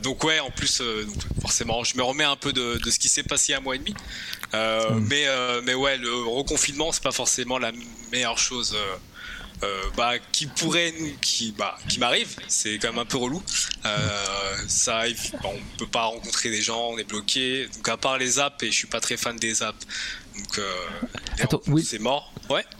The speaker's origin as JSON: {"language": "French", "country": "France", "moved": "yes", "lives_now": "Quebec, Canada", "said": "en tant que Français"}